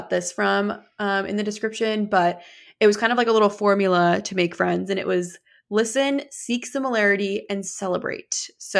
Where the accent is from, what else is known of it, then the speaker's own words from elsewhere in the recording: New Hampshire, United States; You're like, no way, I'm from New Hampshire.